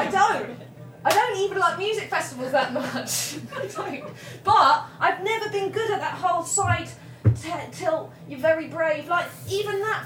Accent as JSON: {"language": "English", "region": "England", "country": "United Kingdom", "said": "we're very English, me and my friend"}